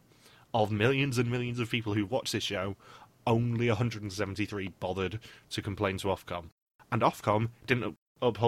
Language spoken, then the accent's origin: English; United Kingdom; my fellow Brit